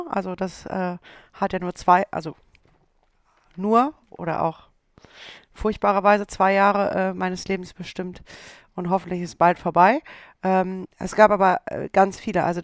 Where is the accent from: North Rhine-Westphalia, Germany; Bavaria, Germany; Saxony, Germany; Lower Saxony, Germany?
North Rhine-Westphalia, Germany; Düsseldorf; Düsseldorf ist meine Heimat.